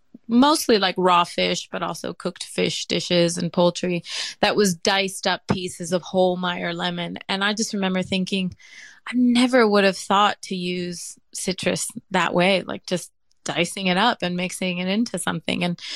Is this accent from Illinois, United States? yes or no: no; Miami, Florida, United States; born there; I was born in Miami, and from as young as I can remember, I remember standing next to my mom in the kitchen while she was cooking something.